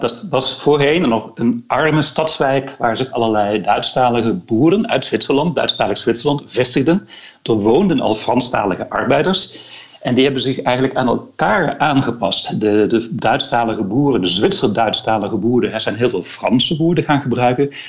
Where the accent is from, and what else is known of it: Netherlands